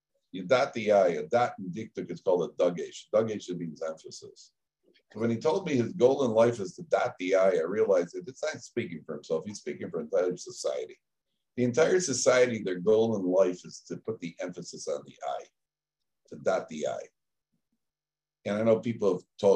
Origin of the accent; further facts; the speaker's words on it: Chicago, Illinois, United States; I'm from Chicago